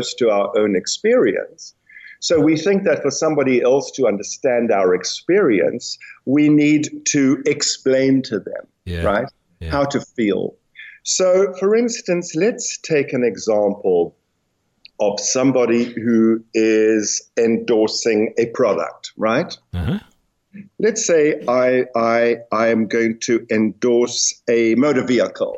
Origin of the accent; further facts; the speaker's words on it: South Africa; I'm South African